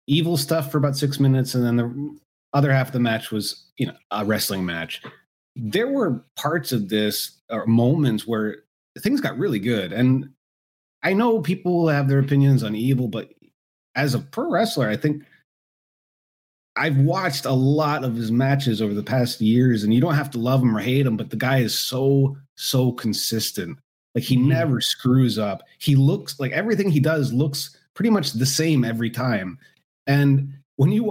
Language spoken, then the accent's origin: English; United States; we're Americans and we grew up watching American wrestling.